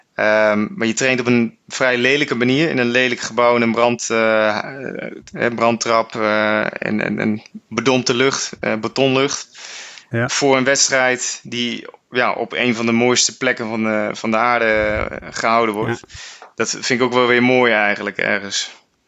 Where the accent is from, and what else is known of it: Netherlands